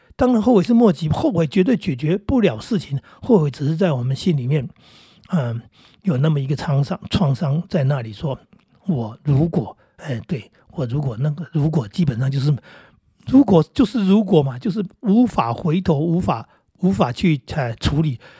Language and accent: Chinese; Northeast Coast, Taiwan; 我小时候住在东北角那个地方